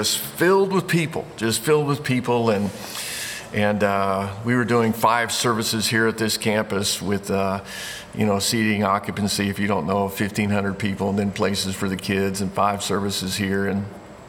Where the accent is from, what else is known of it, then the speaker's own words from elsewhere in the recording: Indiana, United States; moved away as an adult; I grew up in Indiana. Moved away from there when I was 18 years old to go to college